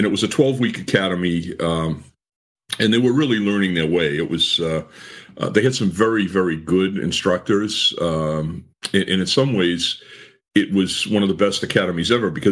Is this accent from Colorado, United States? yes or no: no; Lowell, Massachusetts, United States; I was interested in being a police officer in my hometown